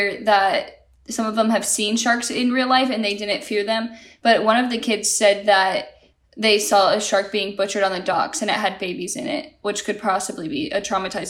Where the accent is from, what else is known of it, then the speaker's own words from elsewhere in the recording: Arizona, United States; Well, growing up in Arizona